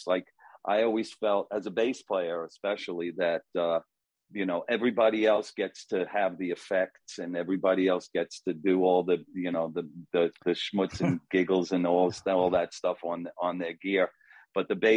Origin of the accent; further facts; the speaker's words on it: New York City, New York, United States; I am from Staten Island